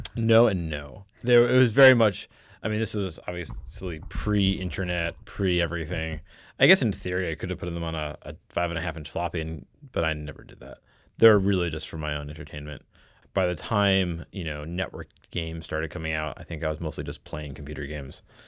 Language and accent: English; Connecticut, United States; also born or lived in New York; I grew up in mostly Connecticut, a little bit of stints in New York, uh, largely Connecticut